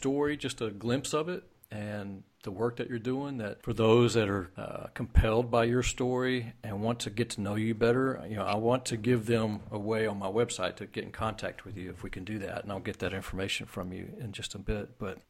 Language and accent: English; Texas, United States; me being a Texan